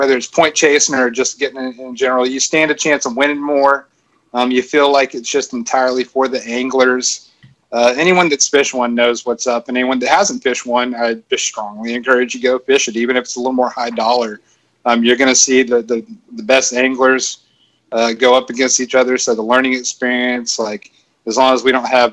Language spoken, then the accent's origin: English; Florence, Alabama, United States; I'm from Florence, Alabama